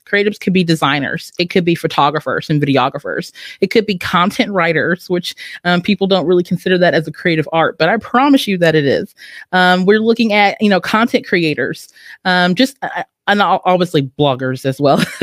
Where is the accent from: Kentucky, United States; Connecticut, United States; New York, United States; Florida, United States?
Kentucky, United States; Owensboro; I'm originally from Owensboro, Kentucky. So that's Western Kentucky, but Kentucky has always been my home